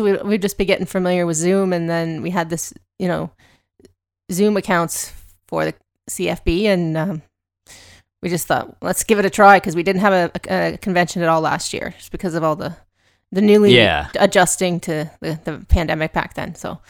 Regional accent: Canada; we are a lot smaller, of course, and we're Canadian

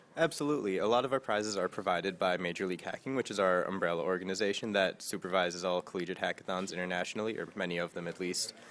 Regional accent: Plainfield, Illinois, United States; moved away; I'm from a town called Plainfield, Illinois

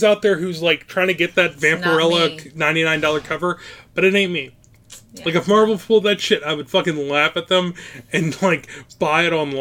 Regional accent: Virginia, United States; now in Ohio, United States; I was born in Virginia

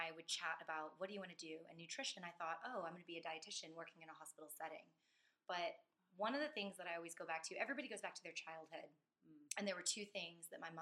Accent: Katy, Texas, United States; I grew up in Katy on the west side

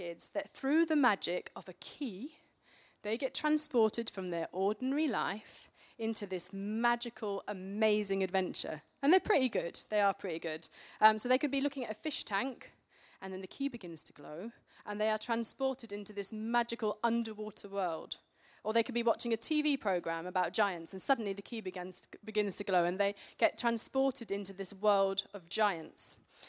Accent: Karachi, Sindh, Pakistan; I grew up in Pakistan in Karachi as a missionary kid. I lived there for 10 years

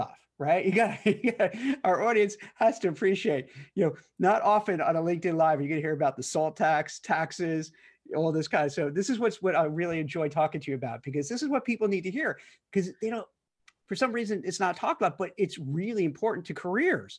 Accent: New York City, New York, United States; I grew up in Brooklyn before it was all hipster and cool

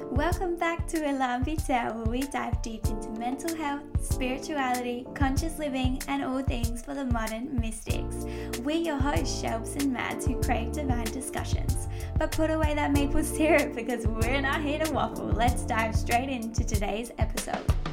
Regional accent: Adelaide, South Australia, Australia; also born or lived in Devon, England; when I was six years old, we moved to Adelaide, Australia.

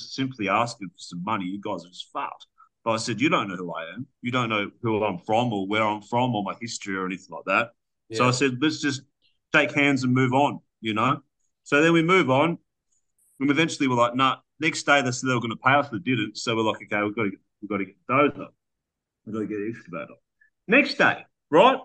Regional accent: Australia; I'm from Aussie

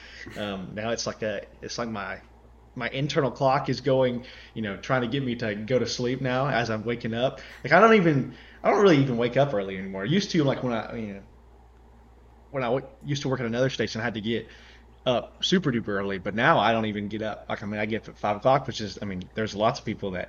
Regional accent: Georgia, United States; I live where we grew up in Georgia.

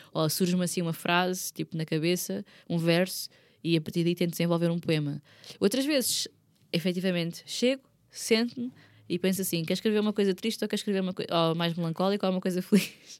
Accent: Margem Sul, Lisbon, Portugal; eu sou da Margem Sul

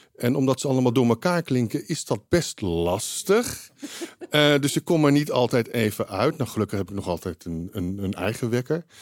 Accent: Amsterdam, North Holland, Netherlands; ik kom uit Nieuw-West

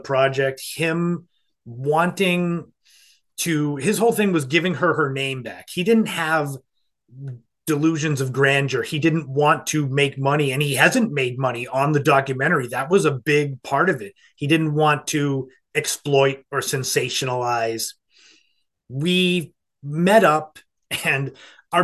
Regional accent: Cape Cod, Massachusetts, United States; growing up on Cape Cod, growing up with the Lady of the Dunes murder mystery

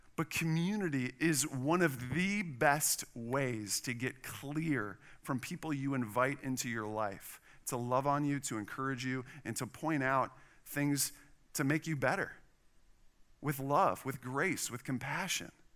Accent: Wisconsin, United States; now in Texas, United States; I'm from Wisconsin.

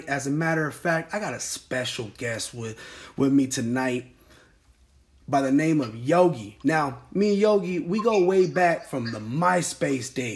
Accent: Sacramento, California, United States; now in Lancaster, United States; I was born and raised in Sacramento

